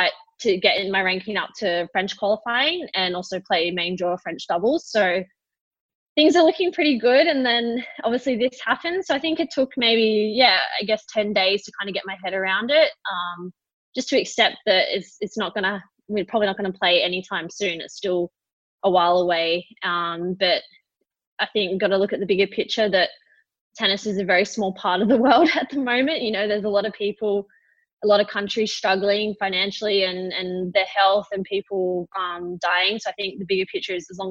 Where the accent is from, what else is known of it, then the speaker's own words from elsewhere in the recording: Australia; being Australian